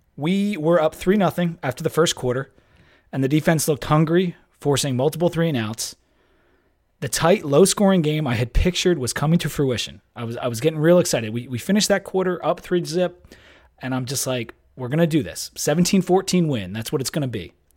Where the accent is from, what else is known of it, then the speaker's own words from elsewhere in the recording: Delaware, United States; moved away; I'm from Delaware